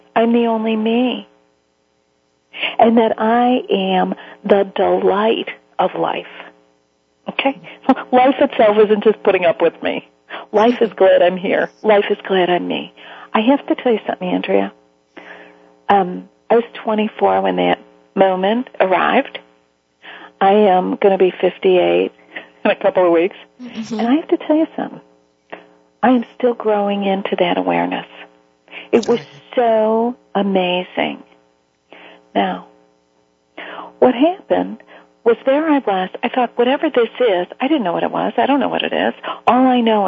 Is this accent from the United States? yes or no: yes; Chicago, Illinois, United States; I'm from Chicago